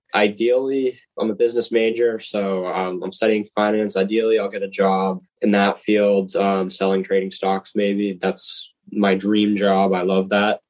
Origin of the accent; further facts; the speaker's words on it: Groton, Massachusetts, United States; I'm from Groton, Massachusetts